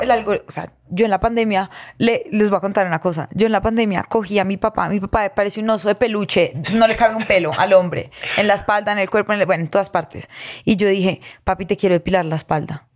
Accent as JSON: {"language": "Spanish", "town": "Girardot", "region": "Cundinamarca", "country": "Colombia", "said": "vengo de Girardot"}